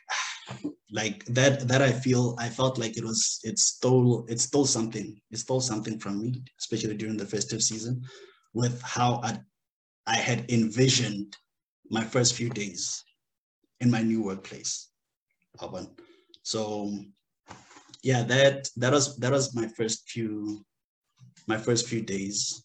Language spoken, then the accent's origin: English; Limpopo, South Africa; moved away as an adult; now in Luxembourg; I'm from Limpopo.